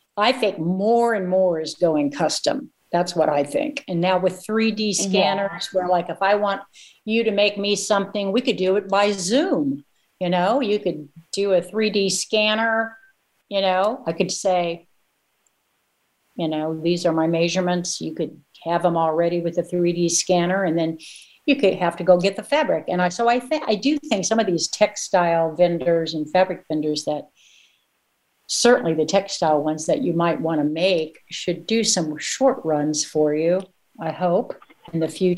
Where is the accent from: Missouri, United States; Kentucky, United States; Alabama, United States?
Missouri, United States; I'm a small town girl myself. So, and I'm actually from Missouri, my birthplace.